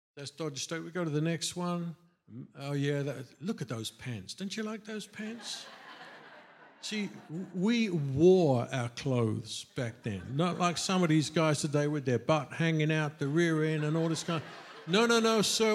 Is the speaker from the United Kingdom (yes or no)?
yes; England, United Kingdom; moved away as an adult; growing up in England